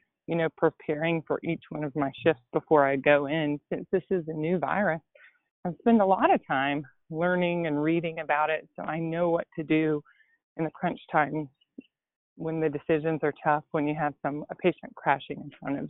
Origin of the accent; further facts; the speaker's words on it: Gatlinburg, Tennessee, United States; moved away; I'm from Gatlinburg, Tennessee, which is probably an hour outside of Knoxville. And it's a small mountain town